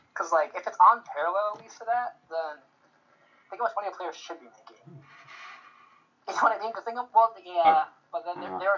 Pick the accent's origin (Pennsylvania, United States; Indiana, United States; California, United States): California, United States; Oakland; I had hella fun in Seattle, but I'm really from Oakland, though. Like, really, really, really from Oakland, though.